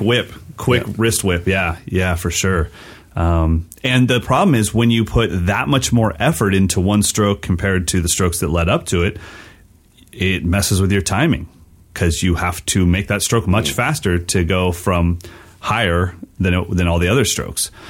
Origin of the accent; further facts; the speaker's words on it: West Coast, United States; I'm a West Coast kid that's not growing up in Philly.